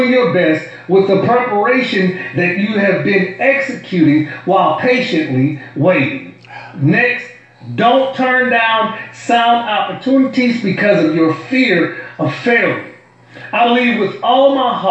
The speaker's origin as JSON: {"language": "English", "town": "New Orleans", "region": "Louisiana", "country": "United States", "accent": "New Orleans", "said": "my New Orleans accent"}